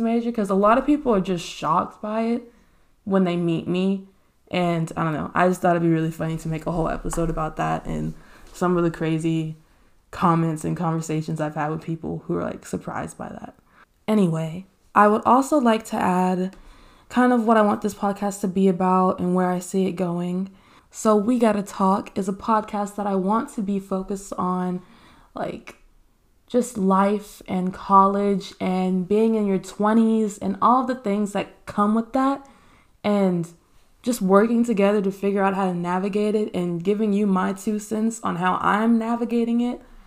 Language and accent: English; Texas, United States; born and raised in Texas